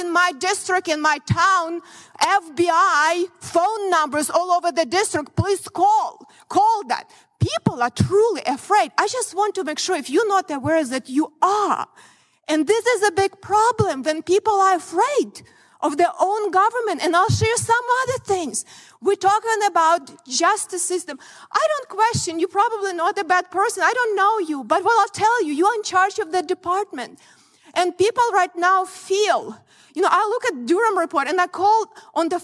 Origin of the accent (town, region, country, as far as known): Ukraine; born or raised there; moved away as an adult; now in United States